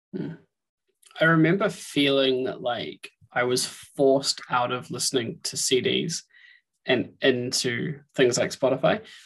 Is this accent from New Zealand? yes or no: yes; New Zealand; moved away; I grew up in New Zealand